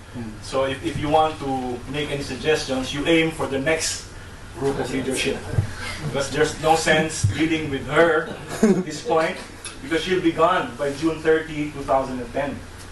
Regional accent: Sorsogon, Bicol Region, Philippines; I myself come from a local area in the Philippines. I was explaining to Professor Emerson. I come from the Bicol region. I come from the periphery, the very edge of southeastern Luzon, from the province of Sorsogon.

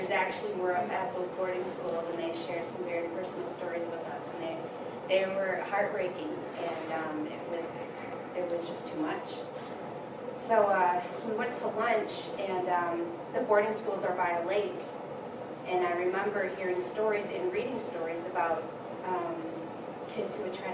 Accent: near Harbor Springs, Petoskey, Michigan, United States; moved away; also born or lived in Lac Courte Oreilles, Wisconsin; I'm actually from Michigan. I'm from Odawa, up near Harbor Springs, Petoskey, and I used to live here about 12 years ago.

